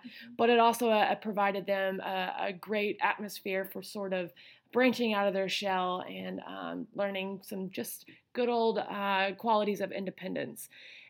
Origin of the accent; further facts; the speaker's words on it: Texas, United States; now in North Carolina, United States; I'm not originally from North Carolina, which Brenna is. I'm from Texas.